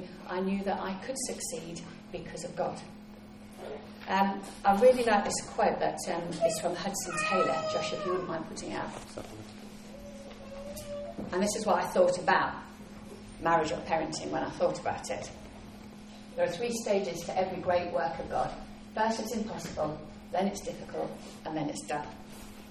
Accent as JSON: {"language": "English", "region": "England", "country": "United Kingdom", "said": "I'm English and we never show off"}